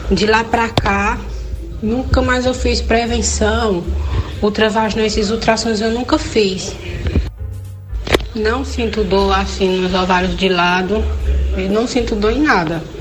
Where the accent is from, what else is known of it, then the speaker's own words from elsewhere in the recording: Saloá, Pernambuco, Brazil; sou da cidade de Saloá, Pernambuco.